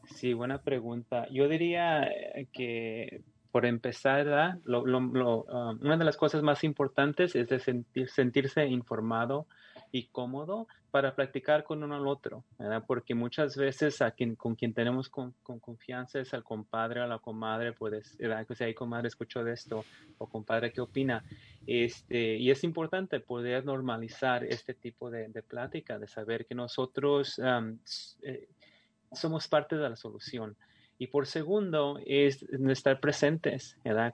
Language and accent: Spanish; Central Valley of California, United States; also born or lived in Nayarit, Mexico; soy nacido en México y emigré con mi familia antes de los nueve años aquí a California, ya fui criado el resto de mi juventud aquí en el Valle Central de California